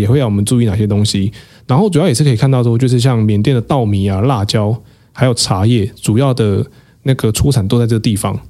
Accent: Taiwan; 我是台湾人

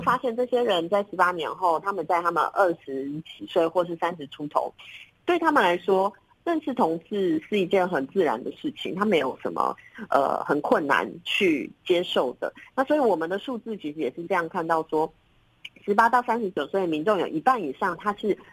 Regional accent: Taiwan; 我的国家不让我在我自己的，呃，土地上生我们台湾人的小孩

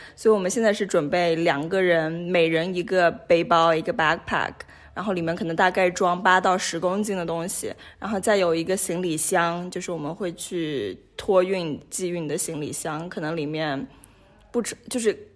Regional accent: Ganzhou, Jiangxi, China; also born or lived in Hong Kong / United States / United Kingdom / Nigeria; now in Geneva, Switzerland; 我是来自江西赣州， 呃，是中国人，呃，然后在不同地方接受过教育，我在香港上过学，然后在美国，在英国念过书，呃，然后在尼日利亚上过班，也在日内瓦上过班，现在的话是回到了国际红十字日内瓦的总部

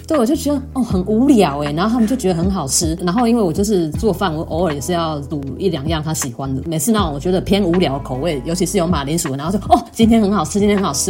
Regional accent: southern Taiwan, Taiwan; moved away; 我是南部人

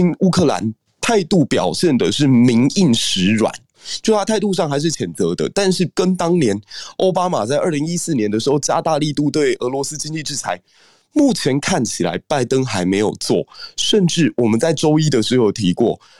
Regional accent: Taiwan; 因为对我们台湾人来讲，过去。这几十年，我们是独立在站在这个地方，然后在第一岛链上可以说是最无力感的。

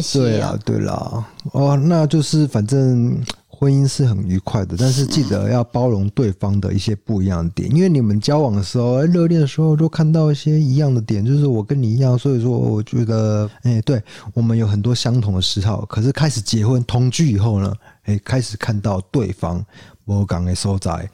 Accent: Kaohsiung, Taiwan; 我们高雄人哦，都会去那个高雄火车站附近补习

